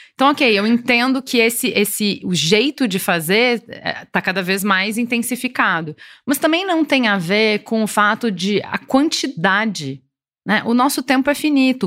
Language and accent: Portuguese; Brazil; enquanto brasileiro